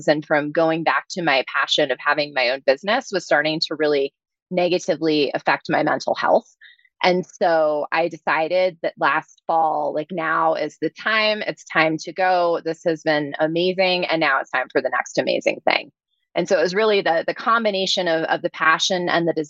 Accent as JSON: {"language": "English", "region": "New Jersey", "country": "United States", "moved": "yes", "said": "I'm originally from New Jersey, so I'm a little bit of a fast talker"}